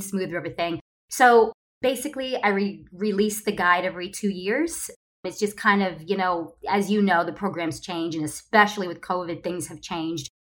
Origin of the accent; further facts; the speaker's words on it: Ohio, United States; moved away as an adult; now in Los Angeles, United States; I am originally from Ohio